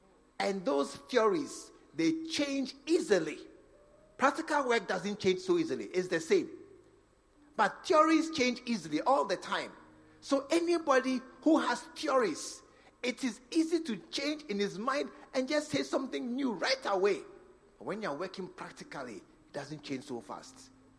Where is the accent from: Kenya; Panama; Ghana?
Ghana; Northern Region; You come from Volta region. I come from Northern region.